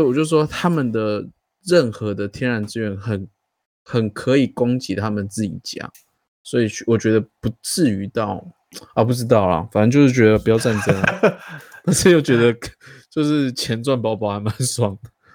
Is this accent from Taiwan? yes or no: yes; Taiwan; 我们台湾